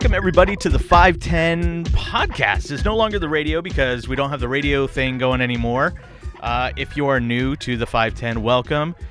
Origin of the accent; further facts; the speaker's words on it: East Bay, Bay Area, California, United States; I grew up in the East Bay of, of the Bay Area